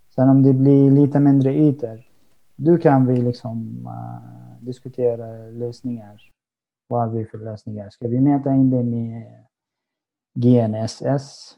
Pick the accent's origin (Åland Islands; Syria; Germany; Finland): Syria; Swedish is a second language; moved away as an adult; now in Sweden; Jag har varit i Sverige i nästan sex år. Jag kommer från Syrien.